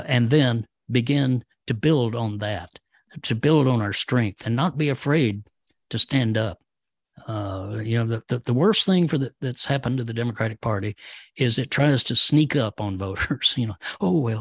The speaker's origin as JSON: {"language": "English", "town": "Denison", "region": "Texas", "country": "United States", "tie": "born or raised there", "said": "I grew up in a little town called Denison"}